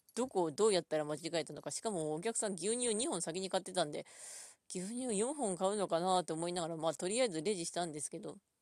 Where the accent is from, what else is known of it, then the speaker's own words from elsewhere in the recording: Ishikawa, Japan; 地元は石川県